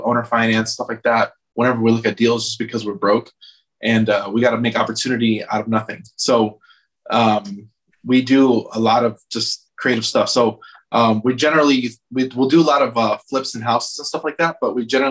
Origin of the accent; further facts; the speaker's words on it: outside Chicago, Illinois, United States; also born or lived in Atlanta; now in Los Angeles, United States; I grew up outside Chicago real quick, moved to Atlanta